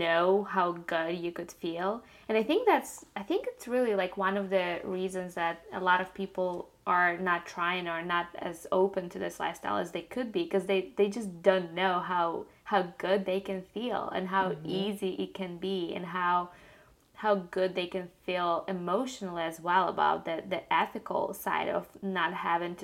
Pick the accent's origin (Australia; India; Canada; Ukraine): Ukraine; moved away; I grew up in Ukraine